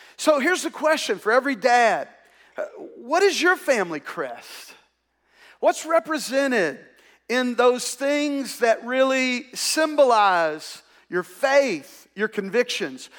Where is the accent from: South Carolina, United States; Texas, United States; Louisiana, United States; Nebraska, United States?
Louisiana, United States; Ouachita Parish; we grew up here in the South and, uh, we lived in a segregated culture. In fact, they did not desegregate the schools in Wichita Parish where I grew up